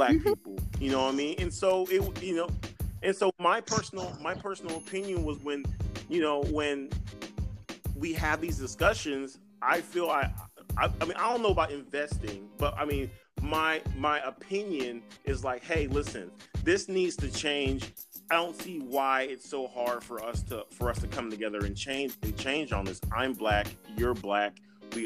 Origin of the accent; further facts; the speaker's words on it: Georgia, United States; also born or lived in Texas; My first 10 or 12 years, I lived in Texas. You know, we lived in a suburb. My mom got a teaching job at a college in Georgia. We moved to Georgia